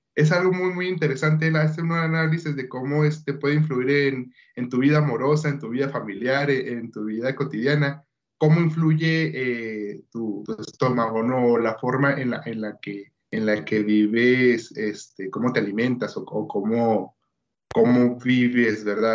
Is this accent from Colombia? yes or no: no; Bachíniva, Chihuahua, Mexico; also born or lived in Ciudad Juárez; Yo soy de una comunidad rural, soy del municipio de Bachíniva, de la comunidad El Porvenir